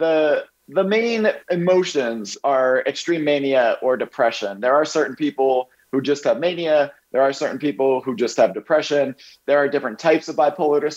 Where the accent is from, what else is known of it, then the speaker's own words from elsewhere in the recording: Bethlehem, Pennsylvania, United States; I grew up in Bethlehem, Pennsylvania